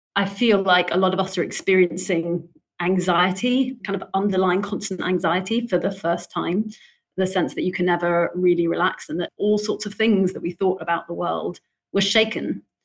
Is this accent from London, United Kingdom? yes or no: yes; London, United Kingdom; You know, I grew up in London. I've lived here most of my life.